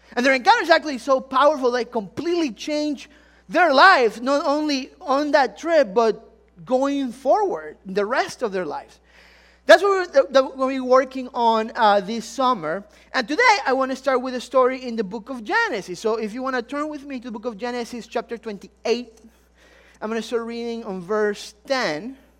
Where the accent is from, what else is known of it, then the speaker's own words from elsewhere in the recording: Ecuador; moved away; I'm really from Ecuador. Some of you, if the accent didn't give it away